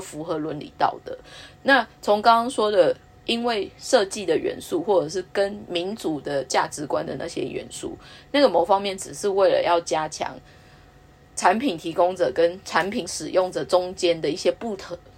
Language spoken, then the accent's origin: Chinese; Taiwan; moved away; also born or lived in Japan; 我们台湾人的一些使用习惯